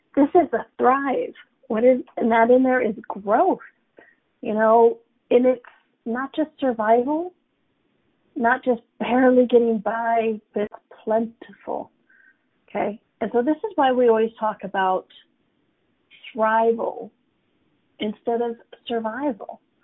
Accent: United States; I'm an American, right? Born in America.

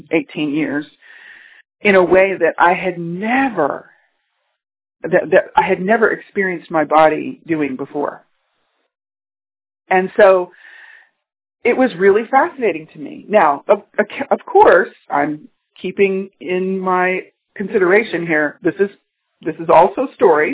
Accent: Texas, United States; moved away as an adult; also born or lived in California; I was born in Texas, I had grown up in the energy of a city in Texas

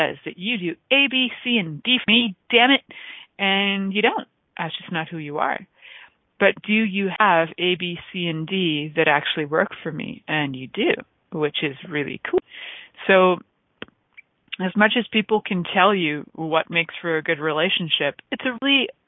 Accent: New York City, New York, United States; accent: Bronx; my accent would go to Bronx for sure

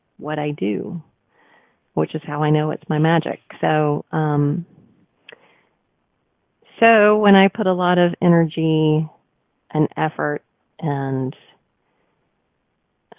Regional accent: the South, United States; I'm also a Southerner

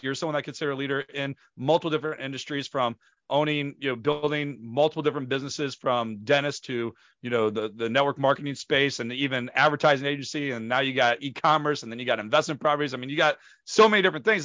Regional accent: St. Louis, Missouri, United States; Saint Louis, Missouri, my hometown where I am from

